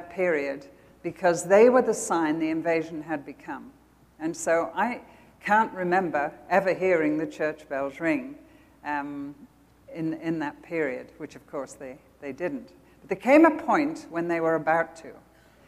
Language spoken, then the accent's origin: English; United Kingdom; accent: British; moved away as an adult; now in United States; I still sound British